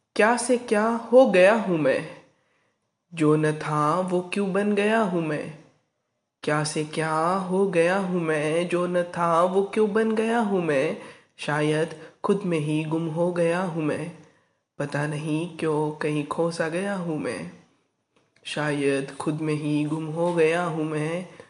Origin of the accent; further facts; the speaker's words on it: Arvi, Maharashtra, India; मैं आरवी निवासी राज्य महाराष्ट्र का रहने वाला हूँ